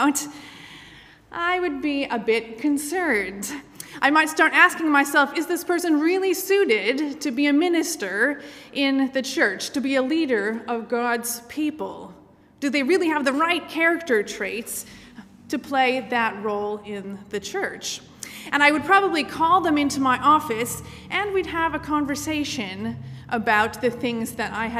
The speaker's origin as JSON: {"language": "English", "region": "Michigan", "country": "United States", "tie": "born or raised there", "moved": "yes", "said": "I grew up in the United States, in the state of Michigan"}